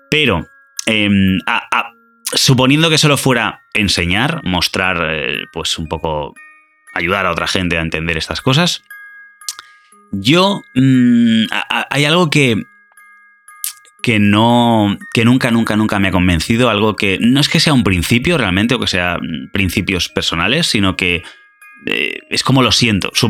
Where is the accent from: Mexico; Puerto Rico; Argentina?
Argentina; soy de Argentina.